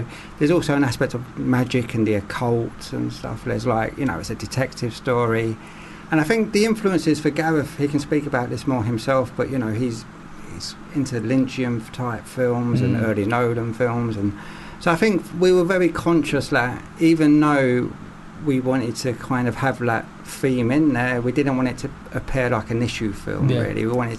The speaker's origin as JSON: {"language": "English", "region": "London", "country": "United Kingdom", "said": "It's a very stylized London as well, isn't it? I'm from London. It's not a London I would recognise"}